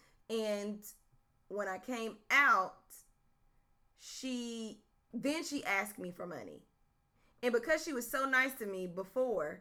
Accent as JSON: {"language": "English", "region": "North Carolina", "country": "United States", "said": "I'm from North Carolina"}